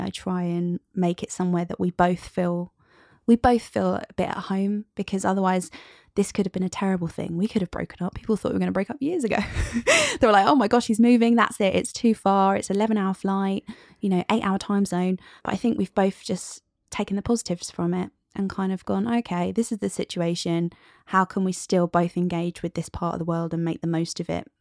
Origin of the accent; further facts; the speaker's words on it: United Kingdom; we're British